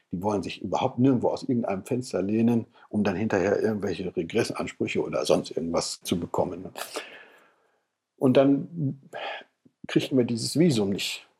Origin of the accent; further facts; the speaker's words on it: Papenburg, Lower Saxony, Germany; ich komme ja aus dem Norden Deutschlands, von der Nordsee